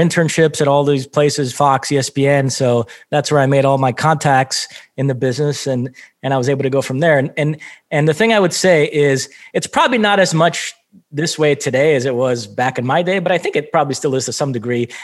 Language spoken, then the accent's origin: English; Brazil; moved away; also born or lived in Michigan; born and raised in Brazil, so huge soccer fan